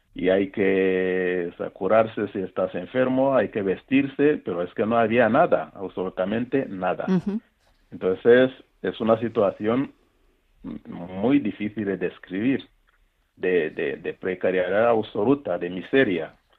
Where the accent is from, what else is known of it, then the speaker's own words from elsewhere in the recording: Rwanda; moved away as an adult; also born or lived in Central African Republic; nací en Ruanda, en, el norte de la capital de Kigali, y una infancia normal, en un país tranquilo